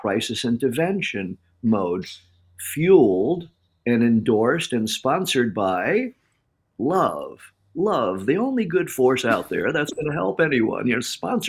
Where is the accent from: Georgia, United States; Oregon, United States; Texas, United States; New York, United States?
New York, United States; Farmingdale; now in San Diego, United States; But growing up on Long Island and doing the talk in Long Island, like miles from my high school, not many miles from the home that I grew up